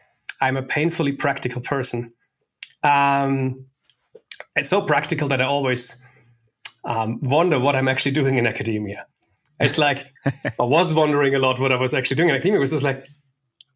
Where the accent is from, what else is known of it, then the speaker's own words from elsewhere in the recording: Stuttgart, Baden-Württemberg, Germany; moved away as an adult; also born or lived in Berlin; I was one of the founding members of my hometown's MySQL user group